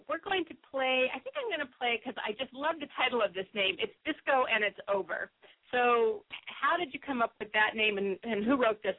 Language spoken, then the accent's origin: English; the West, United States; Well, I like it because I'm from the West, and so just make sure it's for me. I love the West.